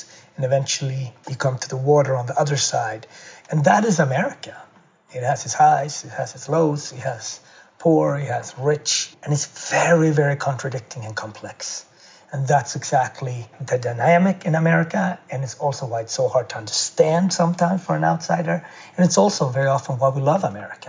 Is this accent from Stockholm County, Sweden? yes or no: no; Gothenburg, Västra Götaland, Sweden; also born or lived in Ethiopia; I was adopted from Ethiopia and grew up in Gothenburg, west coast of Sweden.